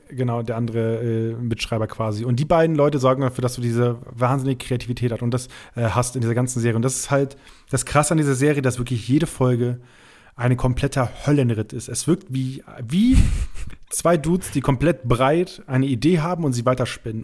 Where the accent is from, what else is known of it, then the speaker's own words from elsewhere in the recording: Rheiderland, Lower Saxony, Germany; moved away; bei uns in, im Räderland, da wo ich herkomme